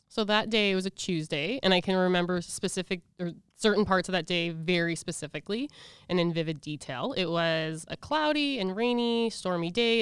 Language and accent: English; Regina, Saskatchewan, Canada; also born or lived in Edmonton; I'm from Edmonton, but I was raised in Regina, so I call Regina home.